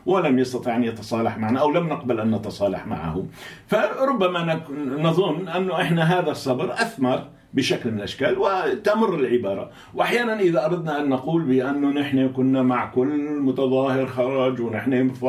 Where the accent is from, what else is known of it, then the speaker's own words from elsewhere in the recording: Daraa, Daraa Governorate, Syria; أنا من درعا من درعا